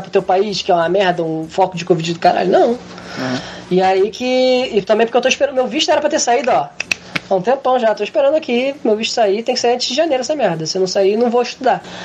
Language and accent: Portuguese; Brazil; moved away; ser brasileiro no exterior é isso aí